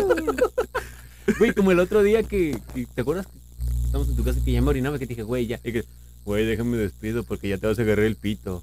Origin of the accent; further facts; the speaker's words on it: Mexico; yo sí soy mexicano